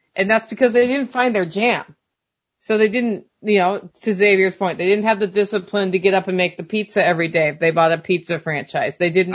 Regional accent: Oregon, United States; moved away; grew up in Oregon and we didn't have sales tax

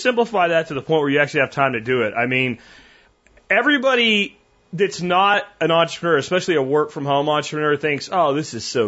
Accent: Pennsylvania, United States; moved away; growing up in Pennsylvania

